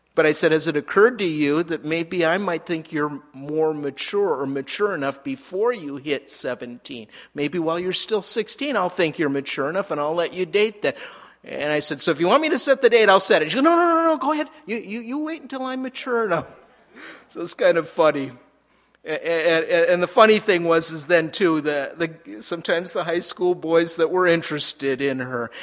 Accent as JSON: {"language": "English", "region": "Minnesota", "country": "United States", "also_born_or_lived": "Southern California / Albuquerque", "moved": "as an adult", "said": "we moved back to Minnesota, which is where I'm from"}